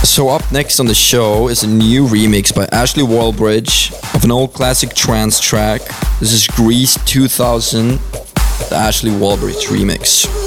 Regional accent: Stockholm, Stockholm County, Sweden; moved away as an adult; now in Los Angeles, United States; I grew up in apartments in Stockholm, and I've kind of moved moved here now for, for the most part.

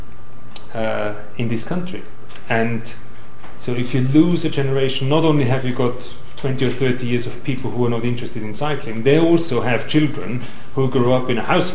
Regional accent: Vienna, Austria; now in London, United Kingdom; I come from Vienna

